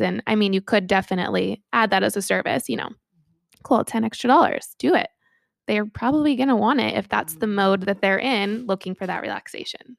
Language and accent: English; Sacramento, California, United States; I'm from Sacramento, California